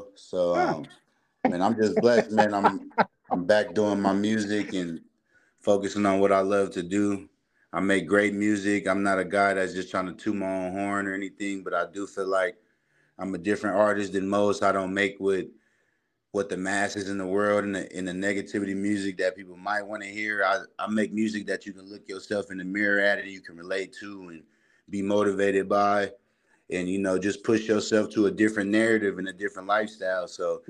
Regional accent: Vallejo, California, United States; I'm from Vallejo, California, like he said, North Vallejo, the Crest, man.

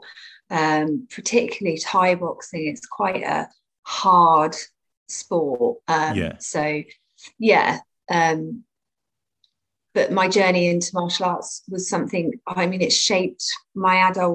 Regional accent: Cornwall, South West England, United Kingdom; also born or lived in Bournemouth, Dorset; I grew up between Cornwall and Bournemouth because my parents split, so I split my time kind of between the two

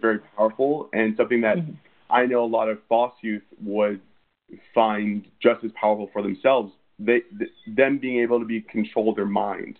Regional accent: Redding, California, United States; also born or lived in Sacramento, California; I was born in Redding, California

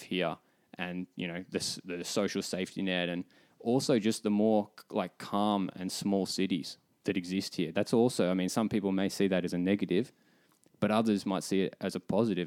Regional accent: Melbourne, Victoria, Australia; moved away as an adult; now in Finland; Speaking as an Aussie

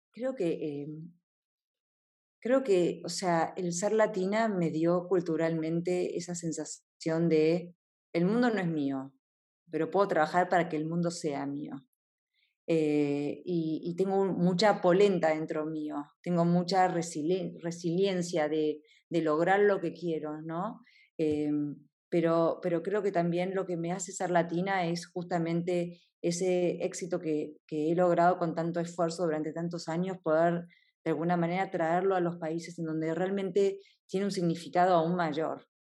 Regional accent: Argentina; siendo argentina

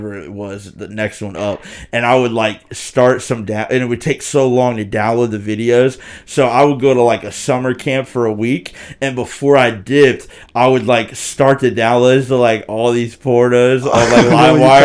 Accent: Dayton, Ohio, United States; we are from Dayton

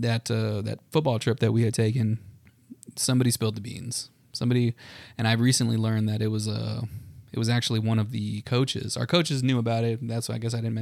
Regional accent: El Paso, Texas, United States; born or raised there; moved away as an adult; now in Dallas, United States

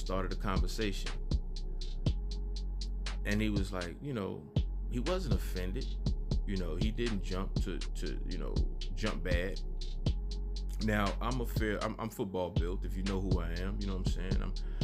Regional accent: the South, United States; I'm from the South.

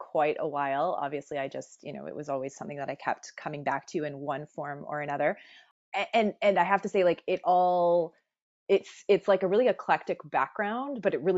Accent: Barrie, Ontario, Canada; also born or lived in Montreal; I grew up in Barrie, Ontario

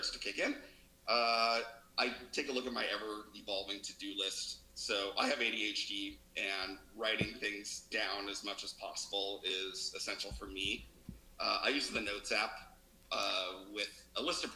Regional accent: Reno, Nevada, United States; moved away as an adult; also born or lived in Las Vegas, Nevada; now in Seattle, United States; we're both from Reno, Nevada

